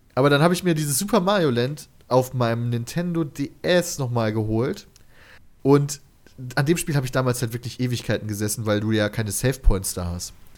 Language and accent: German; near Kleve, North Rhine-Westphalia, Germany; wir kennen Kleve, wir kommen daher aus der Nähe